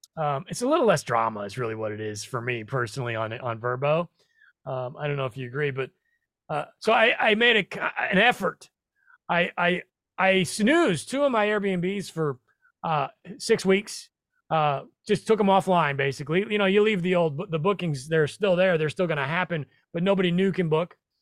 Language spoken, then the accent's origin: English; Nebraska, United States; I'm from Nebraska, not that far away.